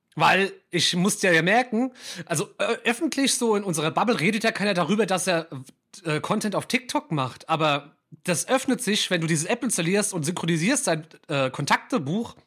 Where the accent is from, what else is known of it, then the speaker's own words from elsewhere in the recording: Mainz, Rhineland-Palatinate, Germany; ich als gebürtiger Mainzer